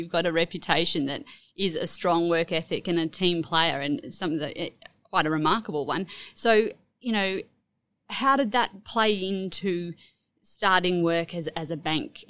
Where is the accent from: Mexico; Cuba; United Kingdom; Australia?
Australia; North Queensland; moved away; also born or lived in Hobart; I grew up in North Queensland and we moved to Hobart